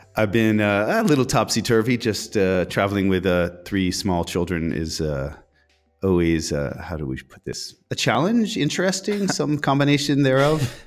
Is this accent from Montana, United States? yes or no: yes; Bozeman, Montana, United States; who also lives in my hometown of Bozeman, Montana